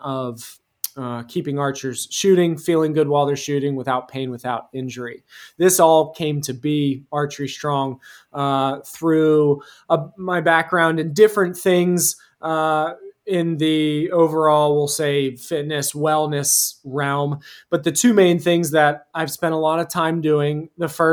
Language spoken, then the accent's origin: English; rural central Pennsylvania, United States; I'm from Pennsylvania, more specifically rural central Pennsylvania.